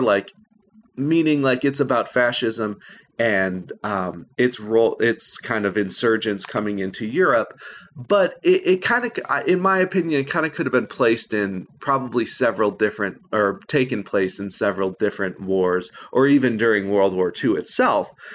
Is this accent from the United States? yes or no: yes; Illinois, United States; I'm from Illinois